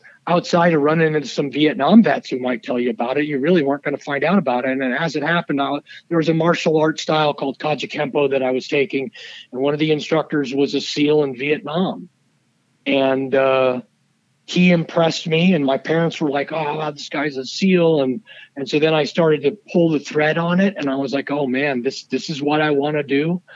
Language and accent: English; Southern California, United States; I grew up in Southern California